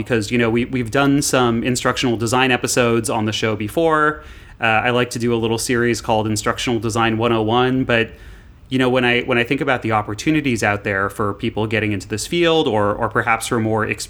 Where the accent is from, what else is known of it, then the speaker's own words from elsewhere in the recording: Montreal, Quebec, Canada; when I was growing up in Montreal